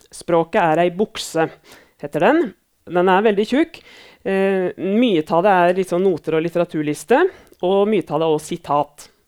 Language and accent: Norwegian; Elverum, Innlandet, Norway; now in Lillehammer, Norway; Navnet mitt er som sagt eh … Jeg kommer fra Elverum i Hedmark, men bor på Lillehammer.